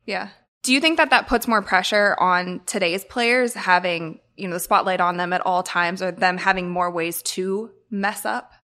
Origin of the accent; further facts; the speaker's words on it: Akron, Ohio, United States; moved away; I'm from Akron, Ohio, and so I also don't live in Akron anymore